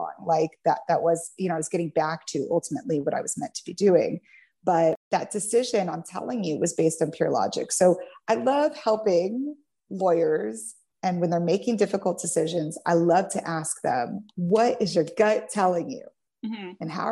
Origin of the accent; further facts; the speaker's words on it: Kansas City, United States; moved away as an adult; also born or lived in California; I'm originally from Kansas City. Okay. I was in California for 14 years, and I just moved back to my hometown earlier this year.